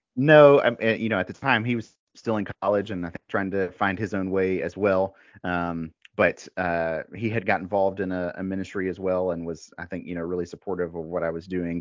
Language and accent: English; Mississippi, United States; moved away as an adult; also born or lived in Colorado / North Carolina; now in Raleigh, United States; I'm originally from the South. I actually grew up in Mississippi.